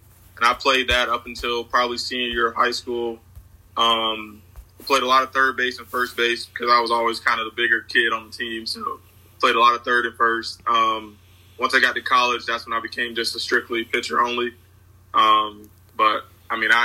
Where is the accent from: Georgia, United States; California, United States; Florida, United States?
Florida, United States; I'm from Florida